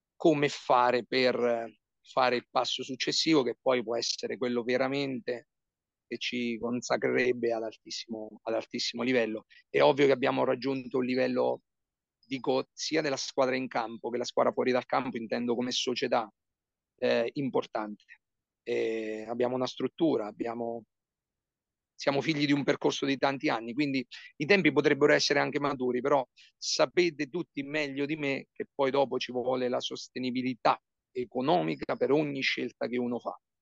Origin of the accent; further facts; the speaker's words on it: Porto San Giorgio, Marche, Italy; sono di Porto San Giorgio, ho giocato con la San Giorgese Basket, uh, io ho cominciato a giocare alla palestra Baldassari nel 1987